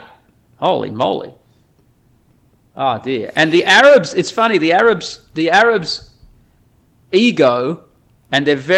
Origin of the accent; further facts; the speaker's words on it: Australia; moved away as an adult; also born or lived in Netherlands / Saudi Arabia; I'm Australian